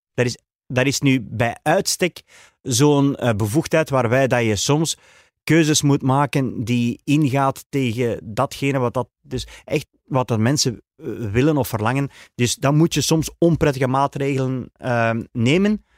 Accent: Flanders, Belgium; also born or lived in Dworp, Beersel, Flemish Brabant; als Vlamingen

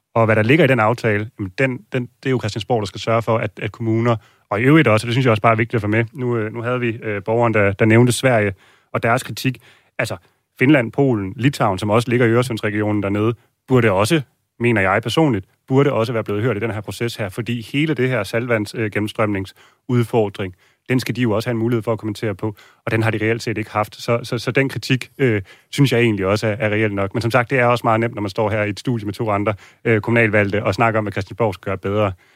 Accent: Copenhagen, Capital Region of Denmark, Denmark; vi som københavnere

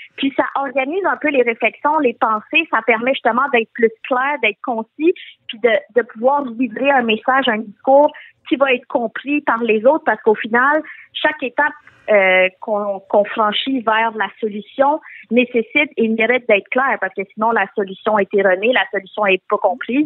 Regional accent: Quebec, Canada; je suis née au Québec, mais euh, jusqu'à justement mon secondaire, le secondaire à 4 environ, je me suis jamais sentie québécoise ou d'ici

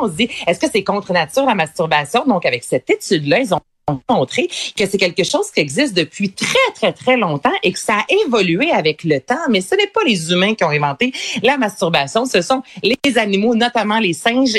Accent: Quebec, Canada; accent: Québécois; beaucoup d'histoires québécoises, je te dirais, là, avec vraiment notre accent

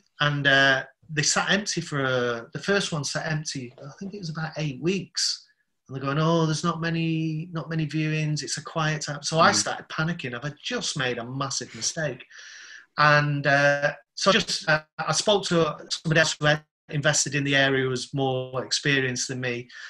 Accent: London, United Kingdom; Yeah, Southeast London.

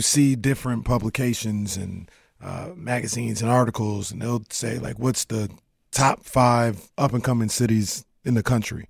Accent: Sacramento, California, United States; I'm from South Sacramento

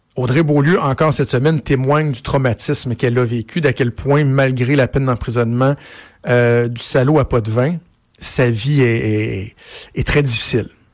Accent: Quebec, Canada; chez nous au Québec

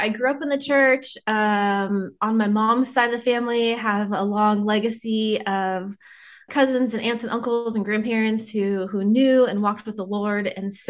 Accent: Whittier, California, United States; I grew up in Whittier, California, with mostly my mom and my two older sisters.

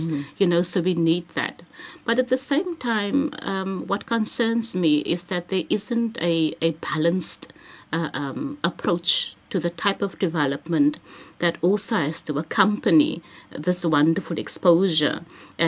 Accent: Cape Town, Western Cape, South Africa; moved away; also born or lived in Bellville South / Sea Point; I am from the Cape Flats

